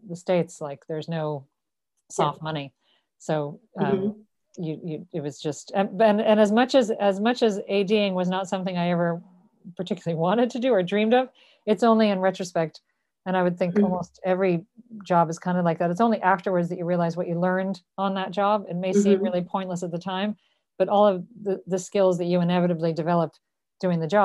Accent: Dublin, Leinster, Ireland; moved away as an adult; also born or lived in New York / Los Angeles; I was born in Dublin and I grew up here

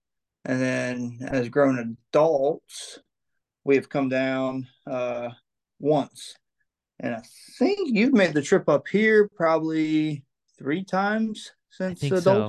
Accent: Currituck, North Carolina, United States; born or raised there; also born or lived in Elizabeth City, North Carolina / Hertford, North Carolina

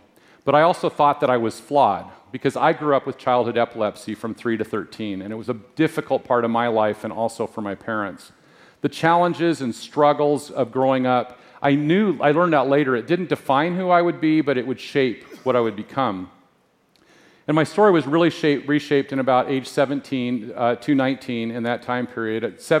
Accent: Spokane, Washington, United States; also born or lived in Anchorage, Alaska; I was born in Anchorage, Alaska, and I moved to the Spokane area when I was about 3.

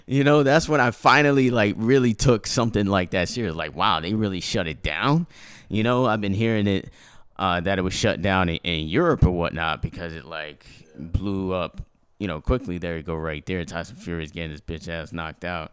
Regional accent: United States; my culture originates from Haiti, you know? but I grew up here

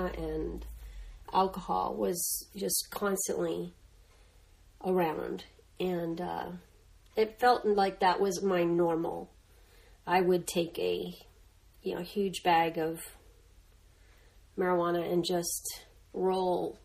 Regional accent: Los Angeles, California, United States; that's in East Los Angeles, California

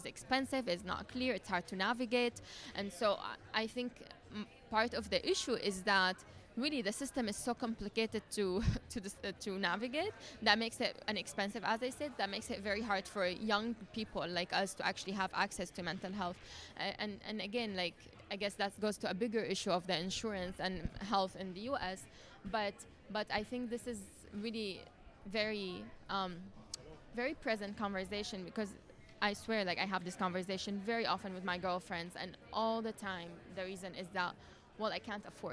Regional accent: Syria; I'm from Syria

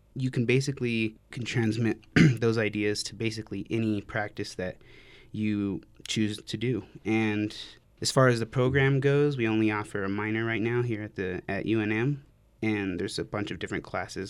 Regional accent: Farmington, New Mexico, United States; moved away as an adult; now in Albuquerque, United States; I'm from Farmington, New Mexico. I moved here for school

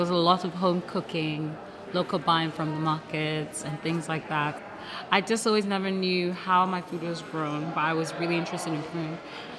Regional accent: Nigeria; I'm also Nigerian, yeah. Nigerian and Lebanese.

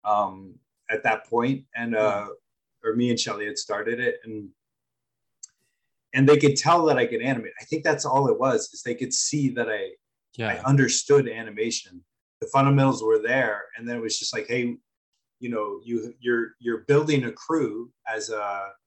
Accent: Los Angeles, California, United States; I'm from Los Angeles

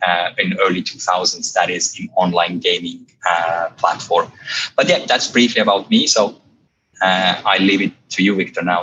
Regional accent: Estonia; now in London, United Kingdom; You probably can't tell from my accent, but I'm actually an Estonian. I've been living here in London for well over a decade now and enjoying it so far.

